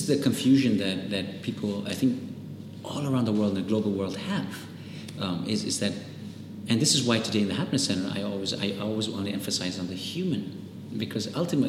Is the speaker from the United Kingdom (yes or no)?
no; India; accent: Spanish; also born or lived in Nigeria; So suddenly, you know, in the American school, my accent was different because I had this really funny little Spanish accent. So it was really awkward for people to see, well, here's an Indian kid, first of all, with a Spanish accent, which looks really weird.